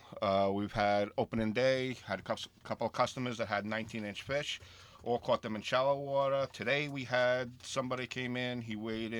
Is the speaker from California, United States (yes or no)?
no; South Shore of Long Island, New York, United States; I grew up on the South Shore.